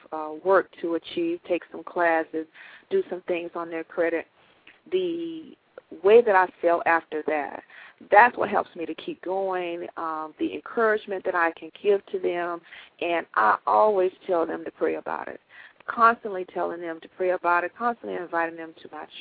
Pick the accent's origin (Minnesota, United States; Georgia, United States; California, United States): Georgia, United States; I grew up in Georgia